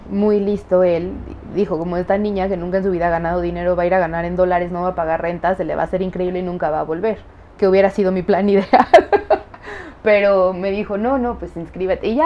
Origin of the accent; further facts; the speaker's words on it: United States; born there; yo tengo doble nacionalidad porque nací en Estados Unidos